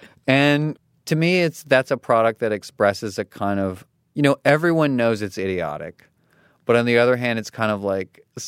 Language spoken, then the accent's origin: English; Katy, Texas, United States; Well, so I grew up in Katy, Texas, which is outside of Houston.